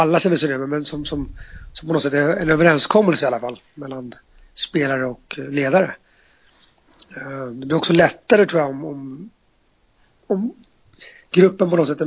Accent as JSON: {"language": "Swedish", "town": "Stockholm", "region": "Stockholm County", "country": "Sweden", "said": "Eh, eller jag som stockholmare flyttar till ett annat land."}